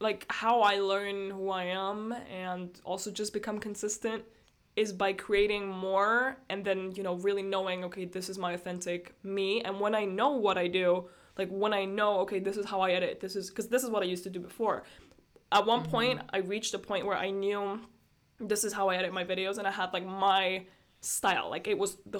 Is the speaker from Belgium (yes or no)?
yes; Brussels, Brussels-Capital Region, Belgium; also born or lived in Estonia; I've been living in Brussels, Belgium for the past 13 years of my life, and I was born in Estonia, but I've been living here for pretty much my whole life